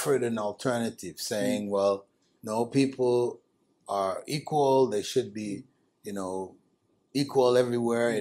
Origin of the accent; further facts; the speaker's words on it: Canada; I grew up in Canada